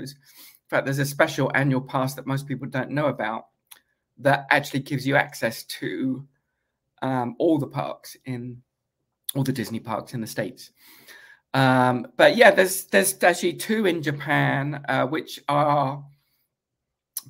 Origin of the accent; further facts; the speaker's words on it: United Kingdom; moved away; when I was a young British school kid. I mean, I'm still British